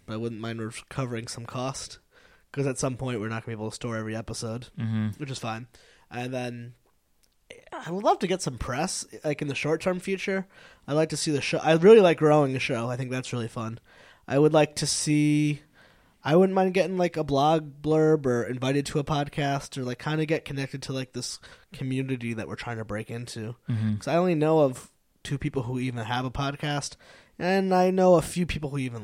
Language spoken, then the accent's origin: English; New England, United States; we're from New England.